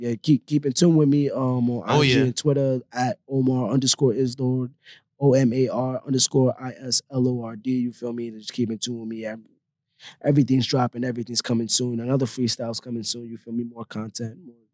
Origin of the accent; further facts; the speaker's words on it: New York City, New York, United States; Oh, and I'm from the Bronx, by the way.